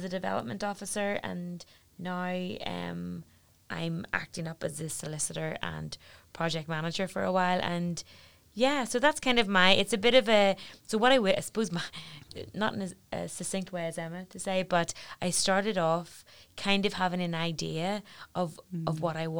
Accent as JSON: {"language": "English", "town": "Belfast", "region": "Northern Ireland", "country": "United Kingdom", "also_born_or_lived": "Newcastle upon Tyne", "said": "I came home from Newcastle and I came home to Belfast"}